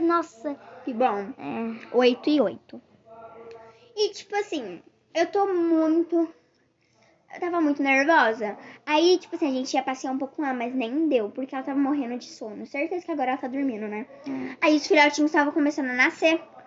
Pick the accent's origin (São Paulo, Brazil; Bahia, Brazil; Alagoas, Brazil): Alagoas, Brazil; Penedo; now in Rio de Janeiro, Brazil; eu moro atualmente hoje no Rio de Janeiro, mas eu nasci em Penedo.